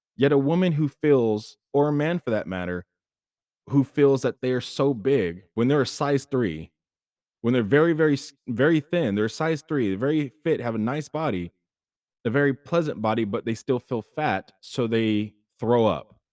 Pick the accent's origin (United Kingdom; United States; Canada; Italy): United States; Sacramento, California; I was born and raised in Sacramento, uh, Sacramento, California, in the United States